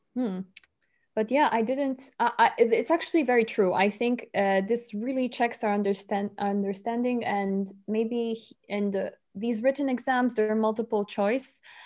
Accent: Poland; English is a second language; moved away as an adult; also born or lived in Rome, Italy; now in Bonn, Germany; I come from Poland, but I study in Rome

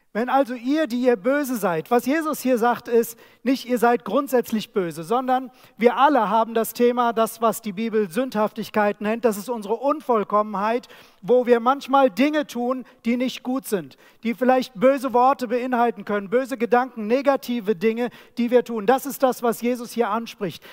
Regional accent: Germany; Wir als Deutsche

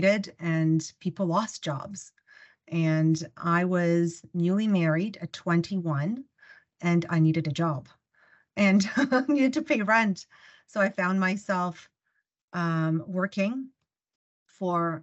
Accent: Ukraine; first language Russian; English is a second language; now in Canada; I was born in the Ukraine

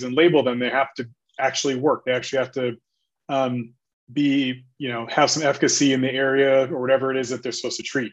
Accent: California, United States; moved away as an adult; also born or lived in New York / Washington, D.C.; now in Philadelphia, United States; So I'm originally from California. I came to the East Coast for undergrad.

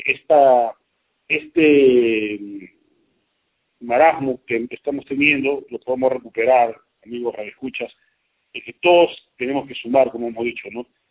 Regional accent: Peru

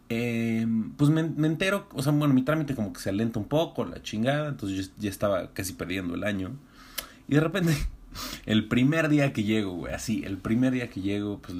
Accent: Iztacalco, Mexico City, Mexico; yo soy libanés, bueno, o sea, yo soy distacalco, pero, pero no, no, mi tatarabuelo era de, era de Líbano

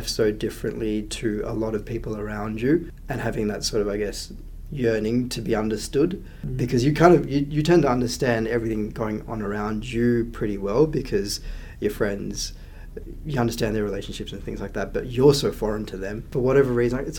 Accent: Canberra, Australian Capital Territory, Australia; also born or lived in Sri Lanka; When I grew up in the early 90s in Canberra, there were not too many other brown kids around

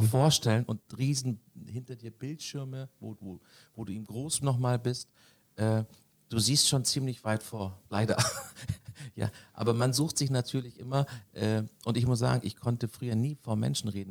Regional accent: Konstanz, Baden-Württemberg, Germany; now in Hamburg, Germany; bin am Bodensee geboren, in Konstanz

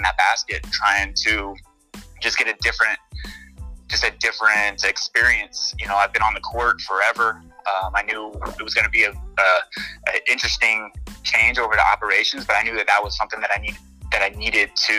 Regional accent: Arizona, United States; I'm from Arizona

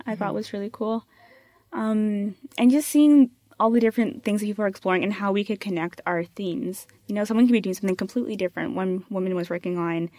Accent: Canada; growing up, I definitely never felt Canadian.

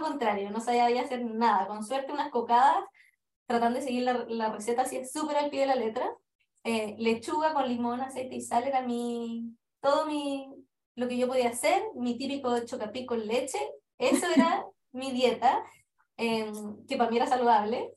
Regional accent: Chile; moved away as an adult; now in England, United Kingdom

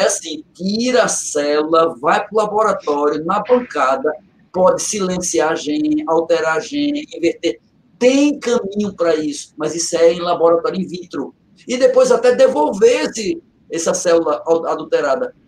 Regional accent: Catende, Pernambuco, Brazil; moved away; é feito eu digo de Catente, né? já ouvi eu dizer muitas vezes da minha terrinha, eu saí do mato, mas o mato não saiu de mim

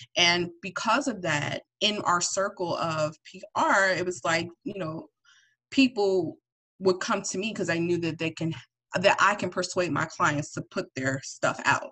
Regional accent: East Orange, New Jersey, United States; also born or lived in Atlanta, Georgia / Willingboro, New Jersey / Woodbury, New Jersey; I'm originally from North Jersey. I'm from East Orange, but I moved to like Willingboro

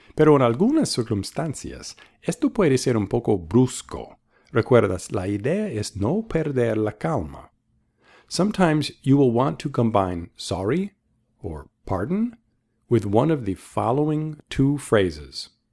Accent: Boston, Massachusetts, United States; I'm from the United States, the city of Boston

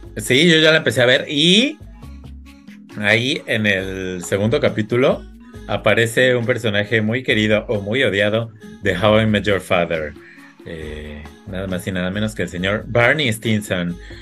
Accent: Mexico

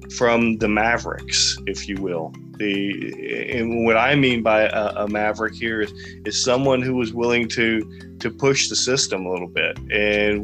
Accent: Sugar Land, Texas, United States; moved away as an adult; now in California, United States; I grew up in in a uh, small town in Texas. Well, it was small then. It's about the size of Roseville now, Sugarland, Texas.

